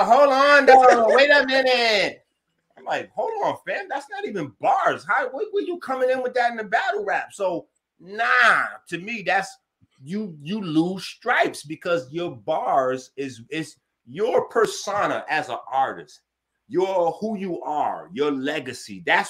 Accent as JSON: {"language": "English", "town": "Bronx", "region": "New York", "country": "United States", "said": "I'm from the Bronx, bro."}